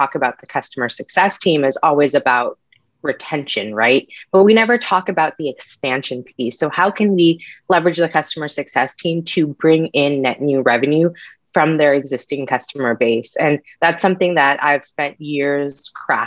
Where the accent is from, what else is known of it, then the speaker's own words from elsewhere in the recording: San Diego, California, United States; also born or lived in Connecticut; We actually moved from Connecticut, where I was born, to San Diego to be closer to my mom's siblings. I was brought up in a very close-knit family